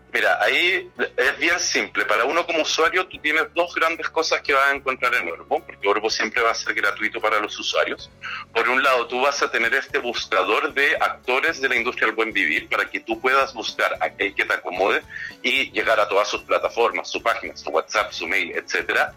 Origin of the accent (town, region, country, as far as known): Chile; moved away as an adult; also born or lived in Guatemala